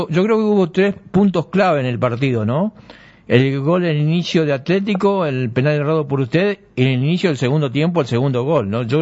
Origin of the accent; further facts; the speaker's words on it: San Carlos Centro, Santa Fe, Argentina; Sí, sí, yo soy de San Carlos Centro.